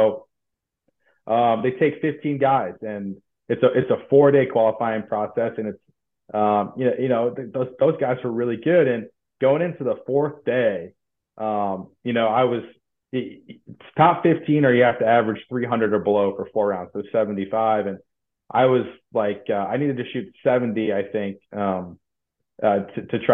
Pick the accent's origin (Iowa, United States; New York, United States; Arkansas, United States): Iowa, United States; Mason City; growing up in North Iowa